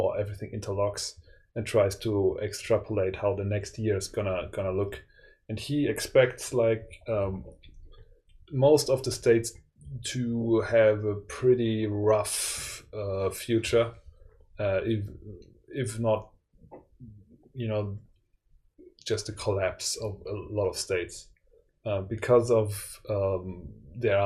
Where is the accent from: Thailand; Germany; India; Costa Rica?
Germany